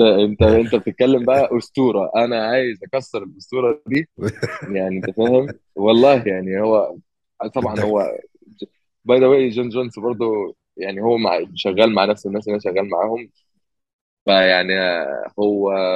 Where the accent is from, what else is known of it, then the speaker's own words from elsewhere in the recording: Egypt; moved away as an adult; now in United States; انا من مصر